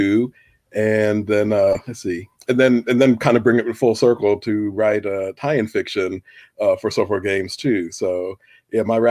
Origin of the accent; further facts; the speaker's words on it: Indianapolis, Indiana, United States; here in my hometown